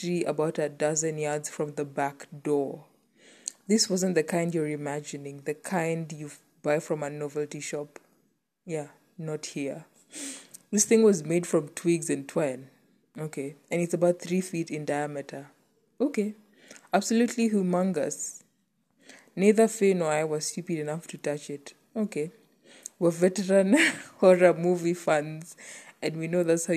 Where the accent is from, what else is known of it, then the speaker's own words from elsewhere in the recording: Kenya; as a Kenyan and as an African